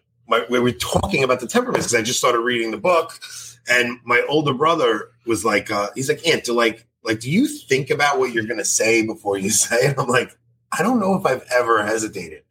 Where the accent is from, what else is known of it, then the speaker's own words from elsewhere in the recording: Long Island, New York, United States; accent: Long Island; my Long Island accent